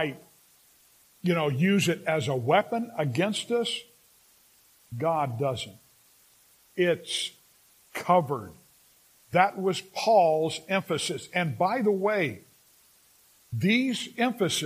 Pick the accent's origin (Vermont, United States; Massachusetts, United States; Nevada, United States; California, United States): California, United States; Los Angeles; now in Sacramento, United States; I grew up in the San Fernando Valley.